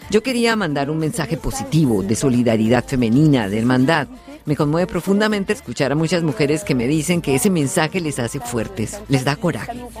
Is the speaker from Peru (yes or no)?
no; France; born there; Es mi cultura. Nací en Francia. Soy de origen berbero, bereber. Y tengo esta doble cultura musical y hasta culinaria.